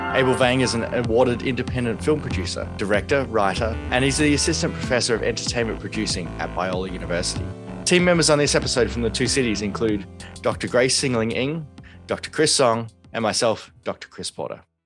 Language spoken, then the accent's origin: English; Canberra, Australian Capital Territory, Australia; I grew up in Canberra, uh, in Australia